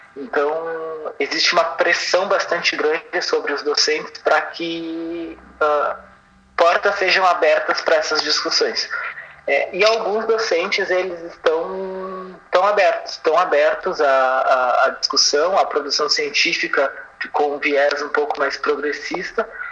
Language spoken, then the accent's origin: Portuguese; Porto Alegre, Rio Grande do Sul, Brazil; nasci em Porto Alegre.